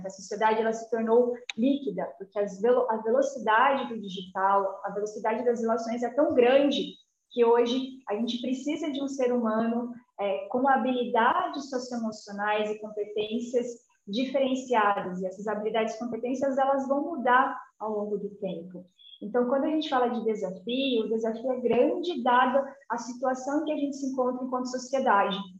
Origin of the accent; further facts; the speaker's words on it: Jacareí, São Paulo, Brazil; also born or lived in Mato Grosso; Eu sou do interior de São Paulo, eu sou ah, de tá. Jacareí, uma cidade bem pequenininha ali